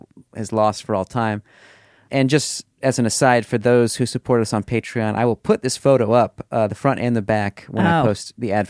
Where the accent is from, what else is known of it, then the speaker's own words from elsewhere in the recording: Missouri, United States; So last year, my sister moved into the house that we grew up in Missouri.